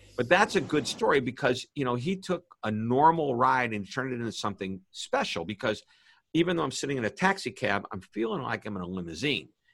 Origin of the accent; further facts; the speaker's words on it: St. Louis, Missouri, United States; I'm from St. Louis, Missouri